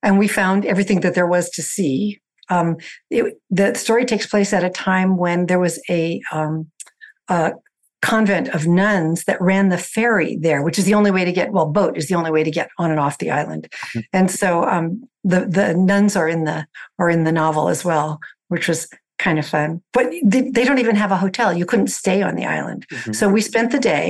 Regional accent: the Bay Area, California, United States; I grew up in the Bay Area

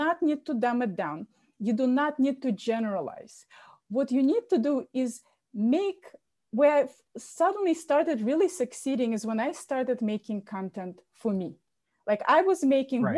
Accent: Moscow, Russia; now in Boston, United States; I was born in Moscow

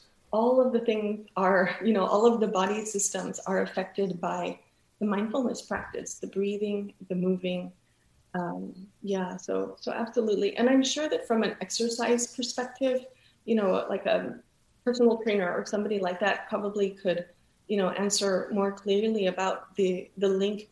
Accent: Texas, United States; moved away as an adult; also born or lived in California; And then I moved to Texas, moved back, you know, to my home state

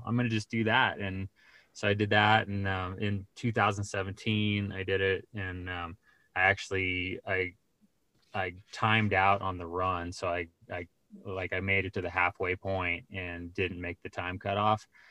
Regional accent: Colorado Springs, Colorado, United States; I grew up in Colorado

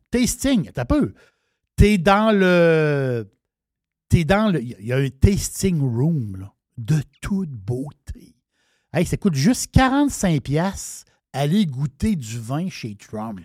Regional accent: Quebec City, Quebec, Canada; je suis de Québec

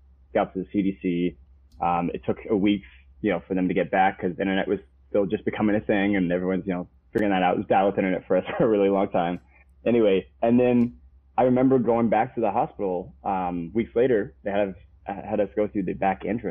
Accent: Lockridge, Iowa, United States; also born or lived in Harrison, Arkansas; so much of my childhood was all spent in this small town called Lockridge, Iowa

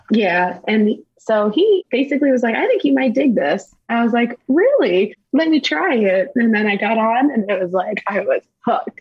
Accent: St. Charles, Missouri, United States; now in Florida, United States; I grew up in St. Charles

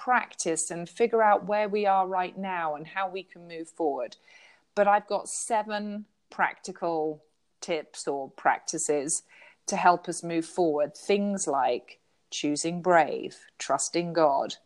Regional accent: United Kingdom; I'm a Brit.

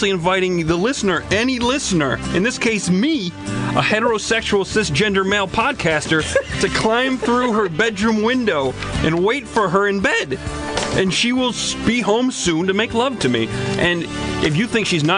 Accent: United States; we as American men

